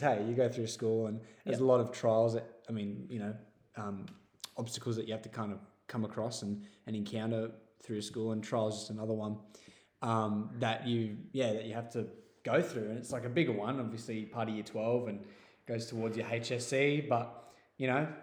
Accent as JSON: {"language": "English", "town": "Sydney", "region": "New South Wales", "country": "Australia", "tie": "born or raised there", "moved": "yes", "lives_now": "Taree, Australia", "said": "I grew up in Sydney area, just on the other side of Westmead"}